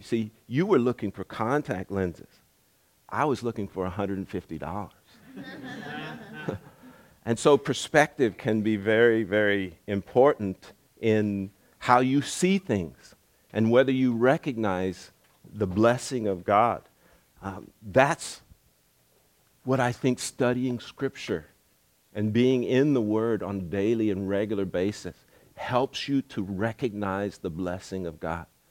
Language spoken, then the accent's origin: English; United States; moved away as an adult; also born or lived in Zimbabwe; I'm an American and I think a certain way